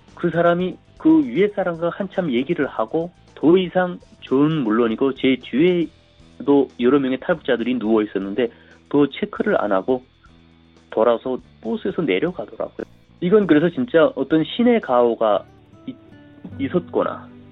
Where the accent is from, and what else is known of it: North Korea; moved away as an adult; also born or lived in South Korea; now in United States